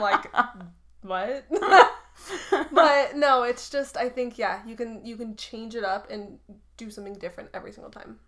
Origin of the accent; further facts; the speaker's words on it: Truckee, California, United States; I grew up in Truckee